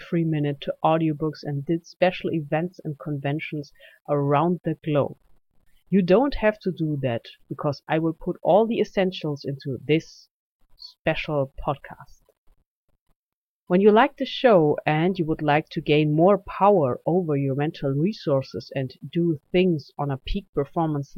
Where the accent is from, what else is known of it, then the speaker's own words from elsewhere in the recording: Germany; accent: German; English is a second language; This is why you can hear my German accent.